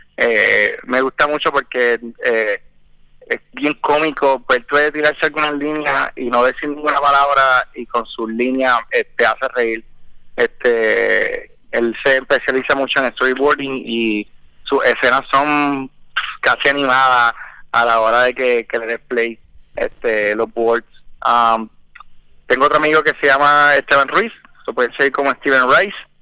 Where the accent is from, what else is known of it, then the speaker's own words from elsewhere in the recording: Puerto Rico; nací en Puerto Rico y estudié